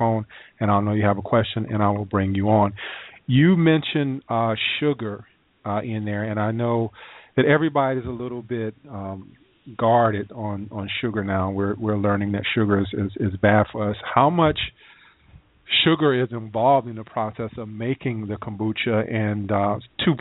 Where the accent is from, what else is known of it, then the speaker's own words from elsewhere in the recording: South Carolina, United States; I'm from South Carolina